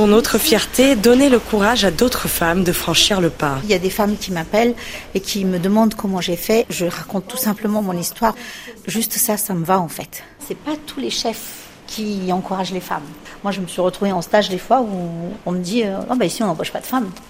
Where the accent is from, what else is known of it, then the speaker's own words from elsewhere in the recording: Madagascar; on est malgache, on est aussi d'origine asiatique, d'origine africaine, d'origine euh, indienne.